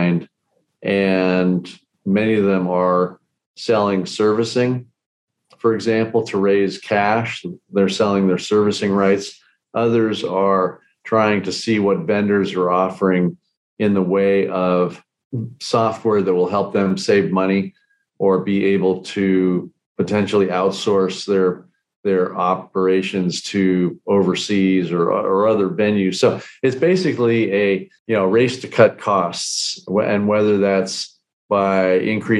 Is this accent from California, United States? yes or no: yes; California, United States; moved away as an adult; I was brought up in California